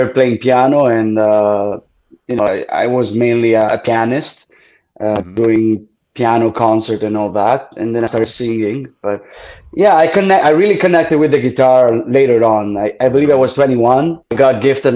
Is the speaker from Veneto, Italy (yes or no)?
no; Bari, Apulia, Italy; accent: Italian Barese; English is a second language; moved away as an adult; now in Toronto, Canada; I was born and raised in Italy. It's the town called Bitrito, but it's a small town. And basically, the Bari, it's where I'm from.